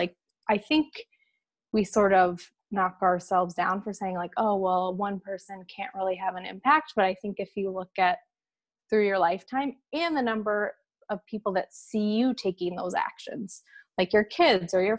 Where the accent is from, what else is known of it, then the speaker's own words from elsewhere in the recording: Washington, United States; moved away as an adult; also born or lived in Boston; So I grew up in the Pacific Northwest, in Washington State